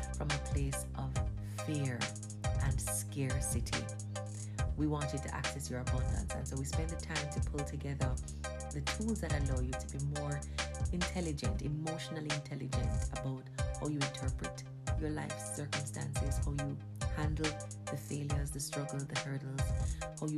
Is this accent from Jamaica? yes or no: yes; Jamaica; accent: Jamaican patois; first language Jamaican Patois; I went in with my Jamaican patois.